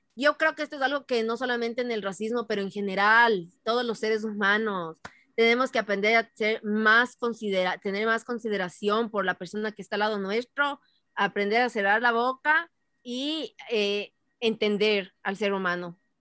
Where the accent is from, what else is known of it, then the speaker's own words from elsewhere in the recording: Ecuador; moved away as an adult; also born or lived in Boston, United States; now in United States; si estás en el Ecuador, la mayoría somos ecuatorianos